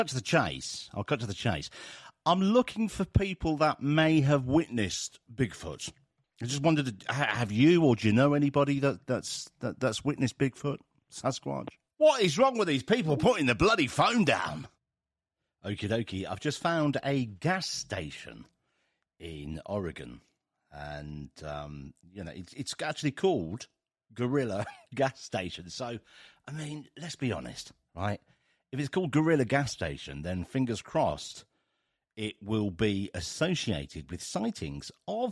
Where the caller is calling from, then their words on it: England, United Kingdom; I'm calling from England, United Kingdom.